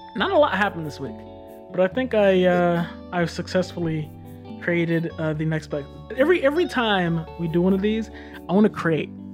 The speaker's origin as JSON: {"language": "English", "country": "United States", "said": "I'm American"}